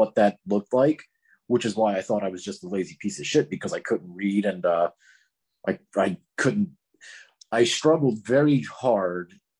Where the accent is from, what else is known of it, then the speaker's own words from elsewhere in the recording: Florida, United States; growing up in Florida